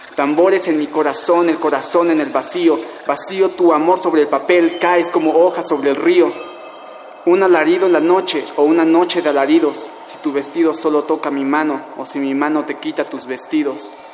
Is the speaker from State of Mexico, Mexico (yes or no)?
yes; Tlalnepantla, State of Mexico, Mexico; soy de Tlanepantla, Estado de México